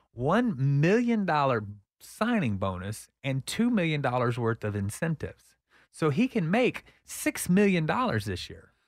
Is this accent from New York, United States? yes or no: no; Texas, United States; I grew up here.